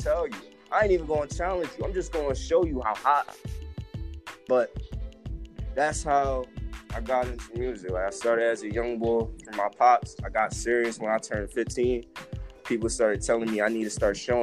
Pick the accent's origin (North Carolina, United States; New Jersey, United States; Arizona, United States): New Jersey, United States; Camden; now in Ramsey County; I'm from Camden, New Jersey. Currently reside in Ramsey County right now